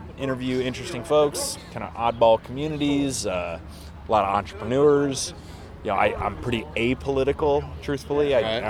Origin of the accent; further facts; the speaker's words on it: Westfield, United States; Yeah, I grew up in Westfield, but I live kind of on the southwest side now. Mars Hill area.